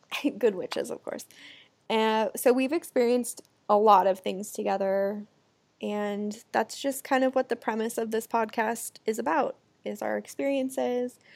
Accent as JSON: {"language": "English", "town": "Lake Oswego", "region": "Oregon", "country": "United States", "tie": "born or raised there", "also_born_or_lived": "Los Angeles, California", "moved": "yes", "lives_now": "Phoenix, United States", "said": "Chelsea and I grew up in a small town called Lake Oswego together"}